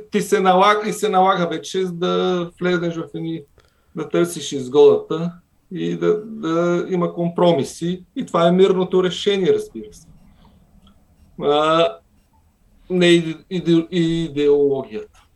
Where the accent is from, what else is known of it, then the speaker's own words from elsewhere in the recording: Kyustendil, Kyustendil Province, Bulgaria; аз съм отраснал в Кюстендил